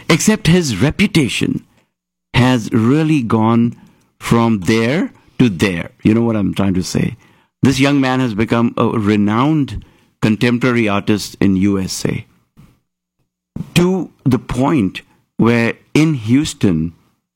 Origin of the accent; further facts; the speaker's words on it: Mumbai, Maharashtra, India; moved away; I'm from Bombay